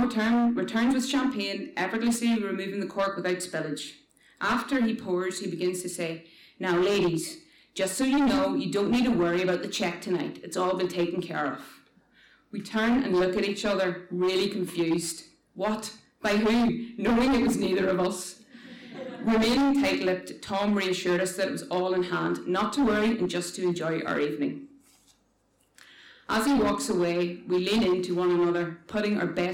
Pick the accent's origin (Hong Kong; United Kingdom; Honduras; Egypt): United Kingdom; Northern Ireland; We're from Ireland, Northern Ireland specifically, but our marriage isn't recognised back home.